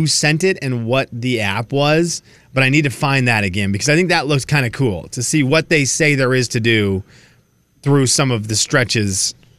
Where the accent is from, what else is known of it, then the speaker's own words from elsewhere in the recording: Venezuela; because I do want to visit some people that I grew up with in Venezuela who live along the route.